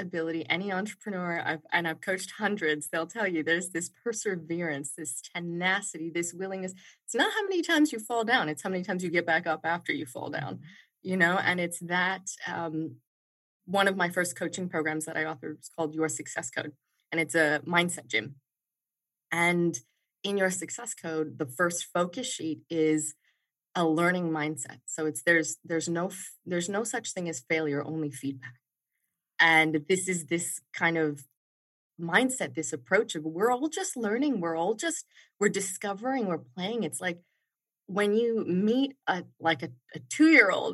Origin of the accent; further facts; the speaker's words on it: Washington, District of Columbia, United States; I grew up in Washington, D.C., I grew up to first-generation immigrants. My parents are Indian.